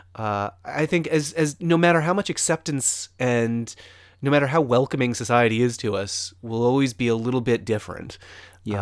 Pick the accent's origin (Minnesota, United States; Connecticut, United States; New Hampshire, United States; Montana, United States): Connecticut, United States; entirely in Connecticut and like a very suburban sort of setting